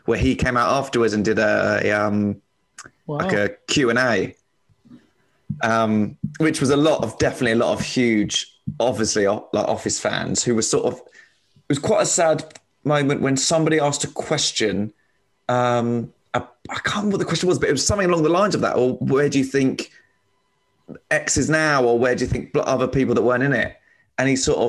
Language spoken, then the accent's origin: English; Slough, South East England, United Kingdom; moved away as an adult; now in London, United Kingdom; I'm from Slough